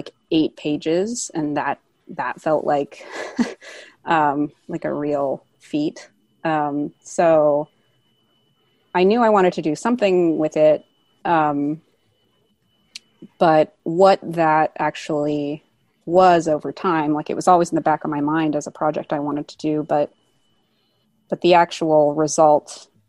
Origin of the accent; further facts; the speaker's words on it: Bay Area, California, United States; I grew up in the Bay Area.